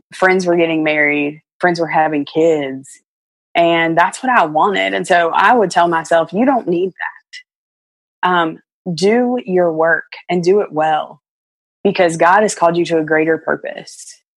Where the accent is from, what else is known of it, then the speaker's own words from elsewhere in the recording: Virginia, United States; growing up in Virginia